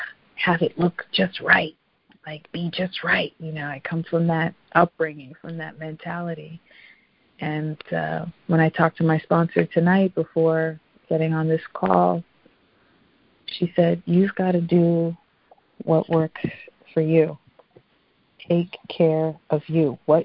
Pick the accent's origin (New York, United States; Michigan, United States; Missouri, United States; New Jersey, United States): New York, United States; from New York, District 8.